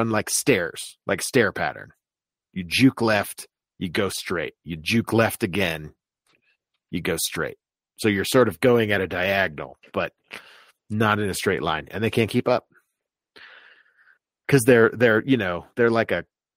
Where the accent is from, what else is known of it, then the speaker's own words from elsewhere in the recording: Florida, United States; I grew up in Florida